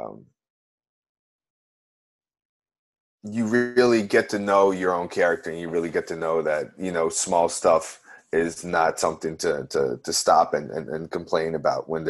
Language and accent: English; Amsterdam, North Holland, Netherlands; moved away as an adult; now in New Orleans, United States; I've been living in New Orleans for 10 years, and originally I'm from Amsterdam, the Netherlands in Europe